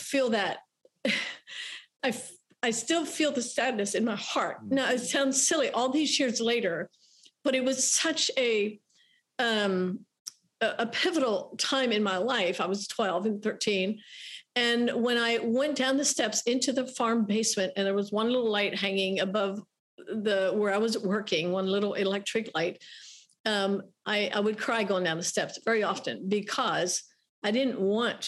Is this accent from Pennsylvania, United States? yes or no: yes; Lancaster County, Pennsylvania, United States; growing up in the Amish culture in Lancaster County, Pennsylvania, was a very safe environment for me